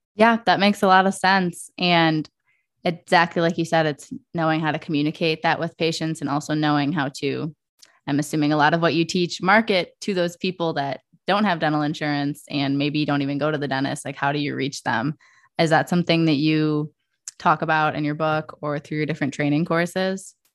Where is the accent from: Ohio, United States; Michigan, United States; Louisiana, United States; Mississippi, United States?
Michigan, United States; Detroit; in Metro Detroit, where I grew up